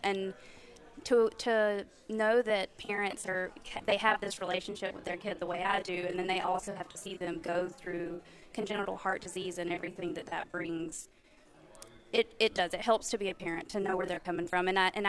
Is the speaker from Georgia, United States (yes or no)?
yes; Georgia, United States; I'm from Georgia.